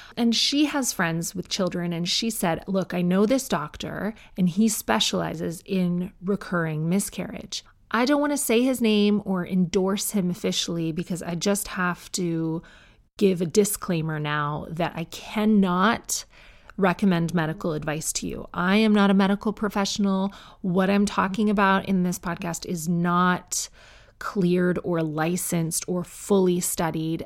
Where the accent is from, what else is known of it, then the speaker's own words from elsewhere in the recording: Canada; I'm Canadian.